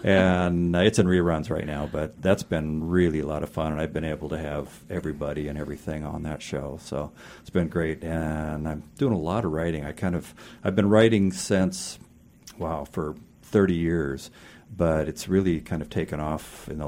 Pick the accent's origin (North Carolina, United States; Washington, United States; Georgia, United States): Washington, United States; Tacoma; I grew up in Tacoma, so it's all about just growing up in Tacoma.